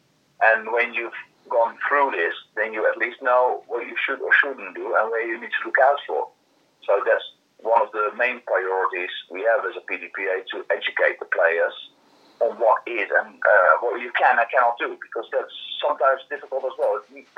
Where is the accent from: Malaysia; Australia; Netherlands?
Netherlands; I'm from the Netherlands